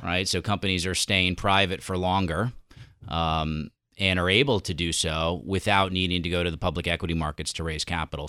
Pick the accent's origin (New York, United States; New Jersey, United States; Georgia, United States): New York, United States; moved away as an adult; also born or lived in Southern California; as a New Yorker